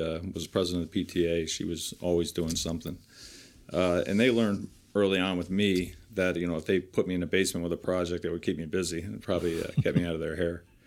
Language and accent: English; Piscataway, New Jersey, United States; I grew up in Piscataway, uh, New Jersey, and I graduated from Piscataway High School